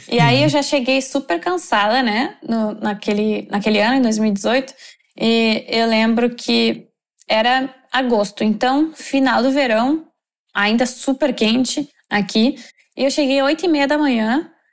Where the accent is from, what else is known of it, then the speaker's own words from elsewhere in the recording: Novo Hamburgo, Rio Grande do Sul, Brazil; moved away as an adult; now in Doha, Qatar; sou de Novo Hamburgo, no Rio Grande do Sul.